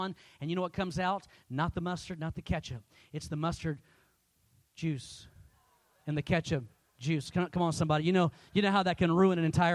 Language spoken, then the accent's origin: English; Texas, United States; I'm from Texas